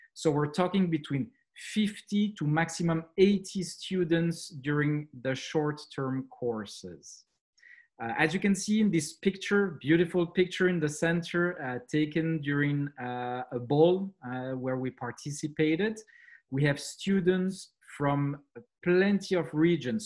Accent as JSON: {"language": "English", "country": "Switzerland", "accent": "French", "second_language": "English", "lives_now": "Montreux, Switzerland", "said": "as you can tell from my accent, uh, French uh, is uh, the, the main language that we speak here."}